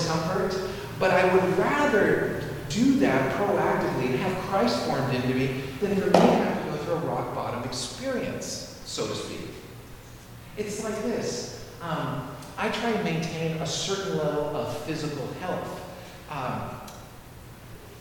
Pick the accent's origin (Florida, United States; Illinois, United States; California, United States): California, United States; San Francisco; moved away as an adult; also born or lived in Tuscaloosa; I'm from San Francisco.